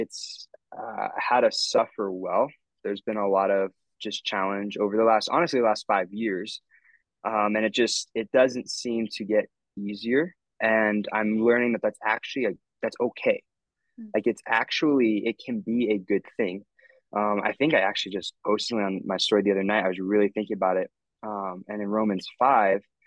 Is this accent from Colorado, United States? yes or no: yes; Northern Colorado, United States; I'm from Northern Colorado